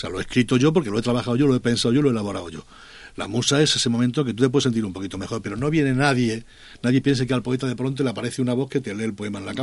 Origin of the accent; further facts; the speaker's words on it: Almendralejo, Extremadura, Spain; moved away; Almendralejo es mi pueblo